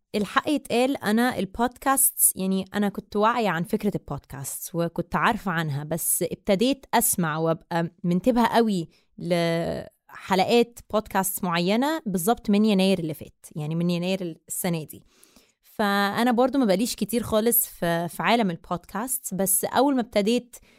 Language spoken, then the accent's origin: Arabic; Egypt; أنا مصرية أه، من أم من الجبل الأسود باباي مصري ومامتي من مونتينيجرو